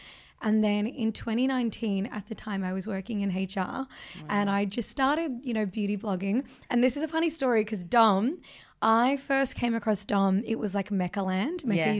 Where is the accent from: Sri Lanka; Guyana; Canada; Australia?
Australia; also born or lived in India; I am Australian.